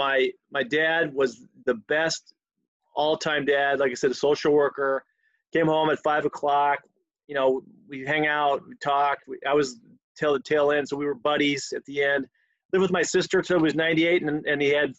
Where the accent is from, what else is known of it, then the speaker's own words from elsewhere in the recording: Yakima, Washington, United States; moved away as an adult; now in Chicago, United States; I grew up in Eastern Washington in this place called Yakima, Washington